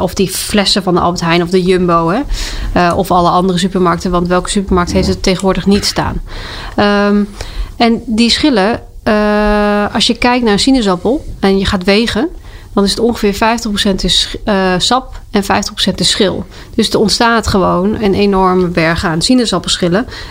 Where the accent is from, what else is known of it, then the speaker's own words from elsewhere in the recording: South Limburg, Netherlands; moved away as an adult; also born or lived in Twente / Delft; now in Amersfoort, Netherlands; ik ben ooit geboren in Twente. Ik heb gepubert in Zuid-Limburg